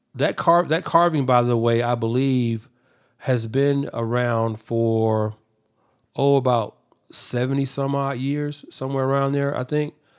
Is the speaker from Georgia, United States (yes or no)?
yes; Atlanta, Georgia, United States; I'm from Atlanta.